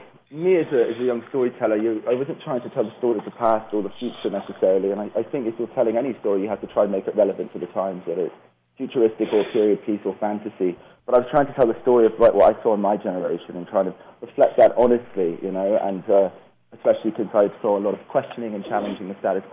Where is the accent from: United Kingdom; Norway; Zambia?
United Kingdom; England; also born or lived in Netherlands / Canada / California, United States; I was raised in England, the Netherlands, Canada, and California, so a bit of a global citizen.